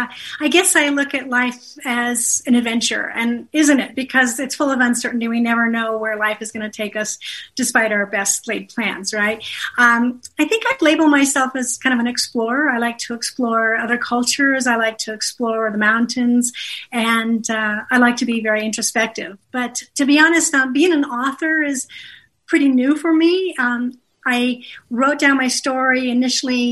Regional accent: Colorado, United States; I grew up skiing in Colorado

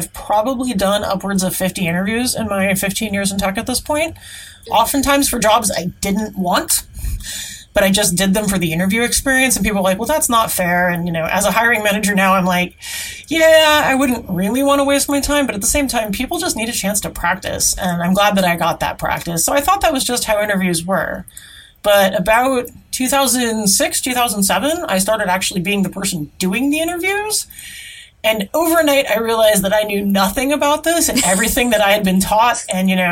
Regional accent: Seattle, Washington, United States; I grew up in the Seattle area.

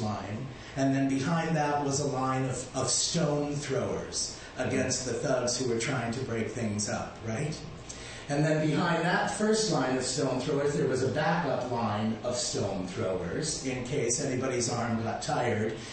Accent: Malta; now in United States; I was um, born on the island of Malta, and we speak a dialect of Arabic, so I identify as Arab American

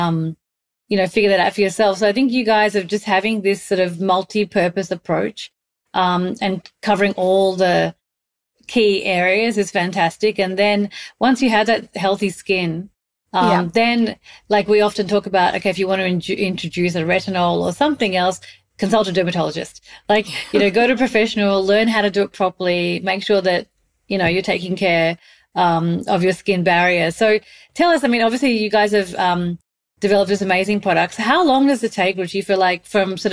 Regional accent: Australia; moved away; also born or lived in Mumbai, India; I grew up in Australia, but I spent a big chunk of my life in Mumbai

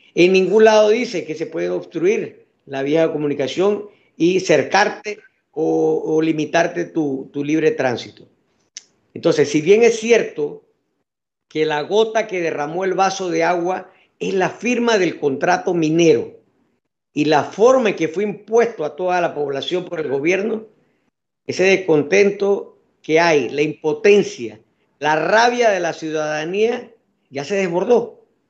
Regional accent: Panama; todos somos panameños

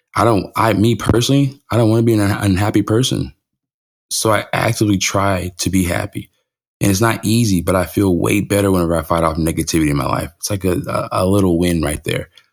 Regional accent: California, United States; moved away; When I was growing up in California

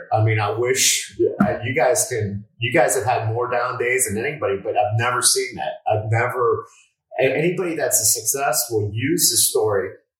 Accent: Westchester, Florida, United States; I grew up in Westchester. You know, it's not, I didn't grow up in South Beach.

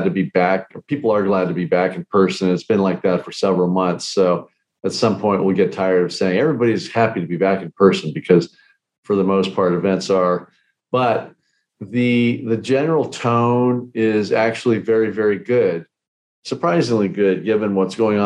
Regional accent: California, United States; moved away as an adult; I was brought up in California

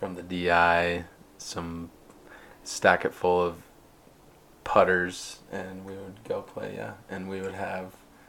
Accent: Murray, Utah, United States; I was born and raised in Murray, Utah

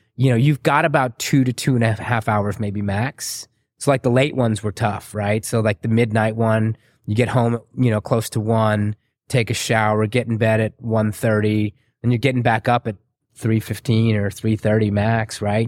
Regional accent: San Antonio, Texas, United States; also born or lived in Waco, Texas / Chicago; I grew up in San Antonio.

